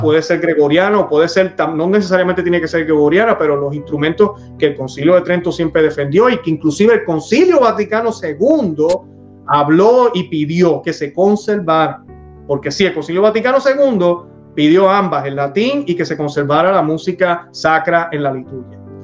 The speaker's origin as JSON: {"language": "Spanish", "country": "Puerto Rico", "tie": "born or raised there", "said": "yo nací en Sordo, yo nací en una parroquia en Puerto Rico, Sordo, fui eh, servidor del altar"}